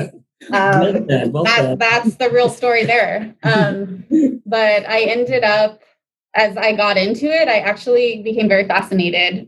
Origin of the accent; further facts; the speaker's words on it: Pasadena, California, United States; I grew up actually in the San Gabriel, Pasadena area, so I'm local